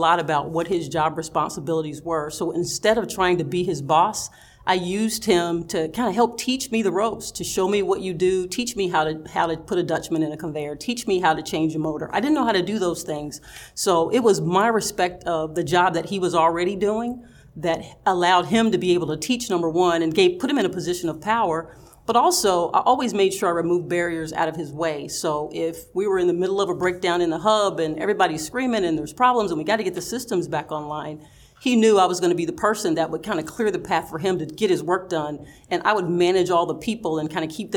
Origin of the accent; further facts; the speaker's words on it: Knoxville, Tennessee, United States; moved away as an adult; also born or lived in Nashville, Tennessee / Omaha, Nebraska / Edison, New Jersey; I did get to stay in my hometown. It was local, and I liked that. I'm very close to my family, very close to my parents, my grandparents. My entire family lived in Knoxville.